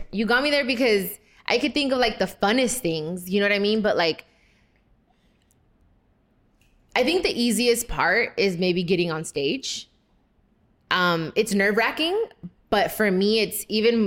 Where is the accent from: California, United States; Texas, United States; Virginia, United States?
California, United States; Long Beach; I come from Long Beach.